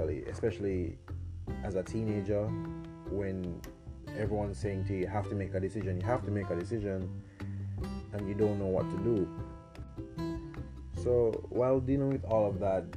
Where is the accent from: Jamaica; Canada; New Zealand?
Jamaica; I'm 20 years old and I'm from Jamaica